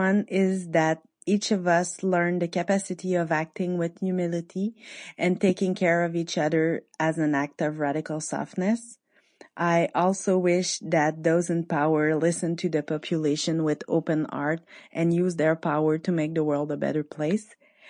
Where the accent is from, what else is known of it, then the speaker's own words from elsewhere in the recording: Quebec, Canada; I'm from Quebec in Canada.